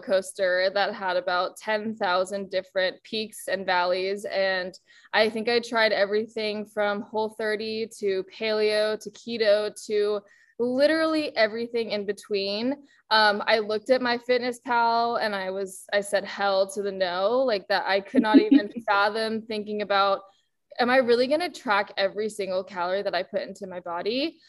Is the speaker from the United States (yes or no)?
yes; Bay Area, California, United States; also born or lived in Boston; born and raised in the Bay Area